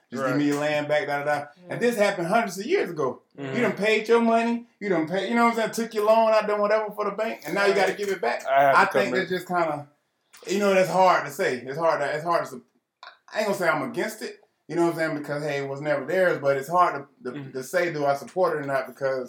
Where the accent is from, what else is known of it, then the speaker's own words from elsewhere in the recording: United States; But we're American. We was born in America.